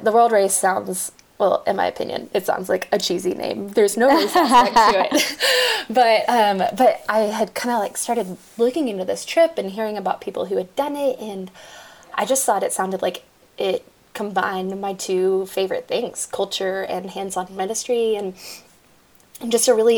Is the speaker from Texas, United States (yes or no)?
yes; Dallas, Texas, United States; also born or lived in Fort Worth, Texas; I'm originally from Dallas, Texas